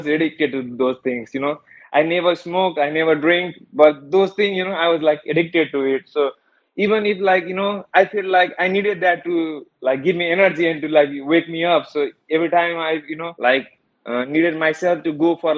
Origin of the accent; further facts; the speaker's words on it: Nepal; moved away as an adult; now in Fort Worth, United States; I was born in Nepal. I basically, you know, lived all over there